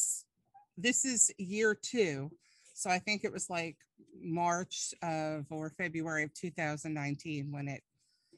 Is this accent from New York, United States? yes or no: yes; Long Island, New York, United States; now in Tennessee, United States; I'm originally from Long Island, New York. So sometimes when I'm teaching or talking with somebody, I will like lapse into my language of the past